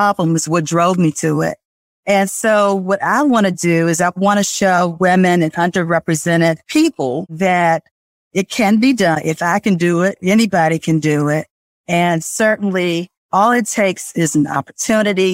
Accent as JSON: {"language": "English", "town": "Washington", "region": "District of Columbia", "country": "United States", "tie": "born or raised there", "said": "I was brought up in Washington, D.C."}